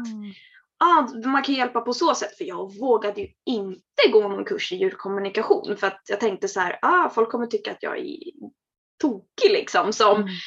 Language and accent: Swedish; Örebro, Örebro County, Sweden; moved away as an adult; also born or lived in Norrköping; Vi hade flyttat hemifrån. Vi hade flyttat från Örebro till, till Norrköping.